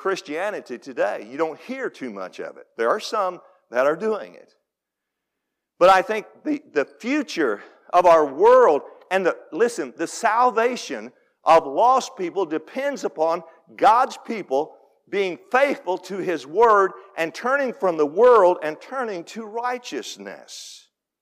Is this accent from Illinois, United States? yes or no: yes; Benton, Illinois, United States; I grew up in Steel City Baptist Church up there just east of Benton